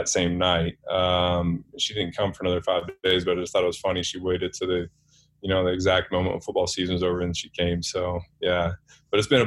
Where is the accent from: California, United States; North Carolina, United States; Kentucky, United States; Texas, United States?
Kentucky, United States; since I'm from Kentucky, got my PhD at Kentucky, played at Kentucky, family's from Kentucky